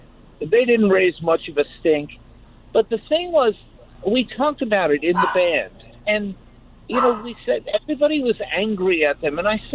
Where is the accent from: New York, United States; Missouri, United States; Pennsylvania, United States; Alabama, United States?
New York, United States; Long Island; now in Virginia Beach, United States; I'm from Virginia Beach, originally from Long Island.